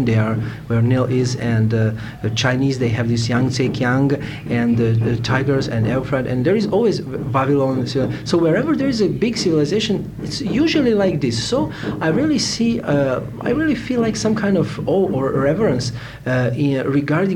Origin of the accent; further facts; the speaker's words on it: Novi Sad, Vojvodina, Serbia; English is a second language; also born or lived in Sweden / Italy; I'm from Yugoslavia, specifically from Serbia. My native town where I was born is Novi Sad, and now I am also living there.